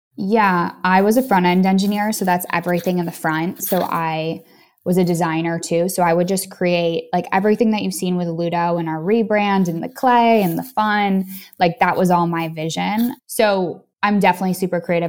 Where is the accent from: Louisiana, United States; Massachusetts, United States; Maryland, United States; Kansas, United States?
Massachusetts, United States; Boston; moved away; I was from Boston, which is similar to, you know, New York